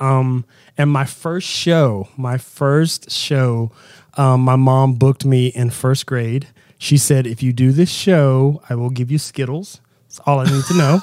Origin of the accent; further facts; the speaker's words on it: Southern West Virginia, United States; I am from Southern West Virginia, um, insanely religious background, in church six days a week